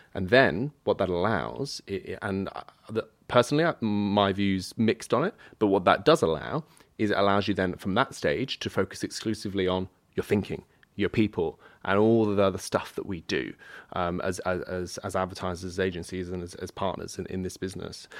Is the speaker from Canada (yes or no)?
no; United Kingdom; I'm British